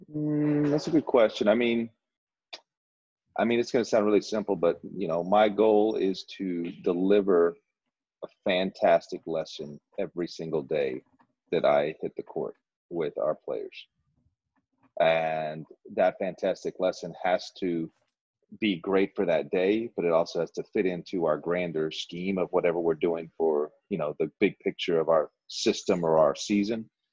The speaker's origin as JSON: {"language": "English", "town": "Dripping Springs", "region": "Texas", "country": "United States", "tie": "born or raised there", "also_born_or_lived": "Bakersfield / Moncton", "moved": "as an adult", "said": "this is my my hometown. This is my alma mater. This place I grew up."}